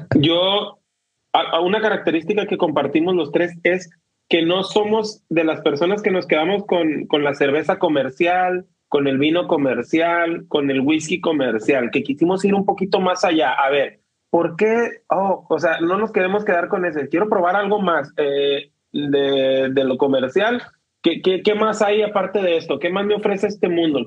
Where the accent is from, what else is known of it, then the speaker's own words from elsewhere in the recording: Mexico; somos mexicanos